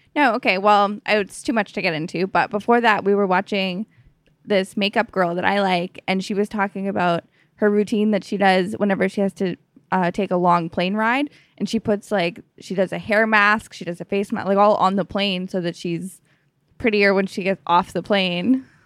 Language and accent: English; Canada